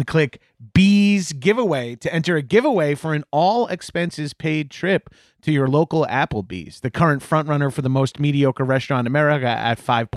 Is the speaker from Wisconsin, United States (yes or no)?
no; Freeport, New York, United States; also born or lived in Bellmore, New York; I was born in Freeport. My parents both went to Freeport High School. That's where they